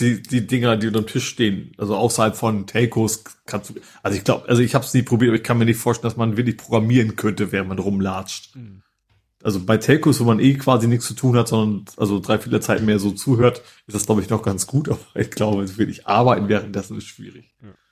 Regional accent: near Lake Dümmer, Lower Saxony, Germany; Dümmer kenne ich quasi, weil der ist, wie gesagt, keine 20 Kilometer von meinem Heimatort entfernt

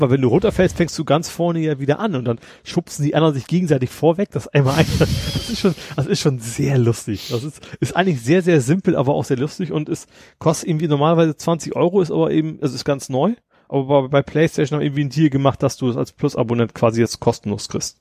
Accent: Lohne, Lower Saxony, Germany; bei uns in unserem Dörfchen in Lohne

